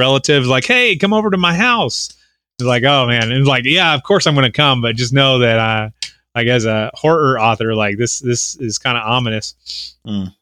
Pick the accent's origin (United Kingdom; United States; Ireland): United States; Oklahoma; I'm from Oklahoma